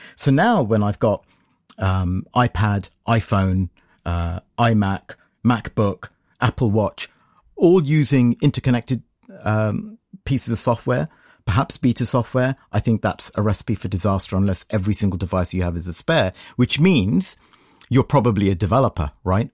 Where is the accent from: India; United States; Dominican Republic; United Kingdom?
United Kingdom; I'm from Britain